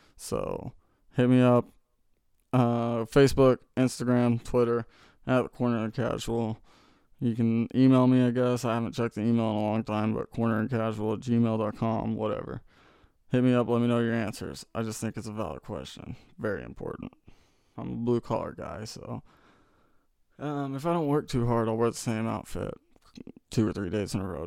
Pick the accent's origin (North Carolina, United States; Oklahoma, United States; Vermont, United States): Oklahoma, United States; Tulsa; I'm from Tulsa. I'm from the city